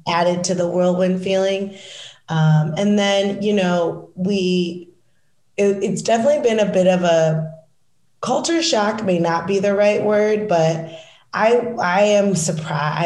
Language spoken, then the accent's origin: English; Michigan, United States; moved away; also born or lived in Washington, District of Columbia, United States; I'm from Michigan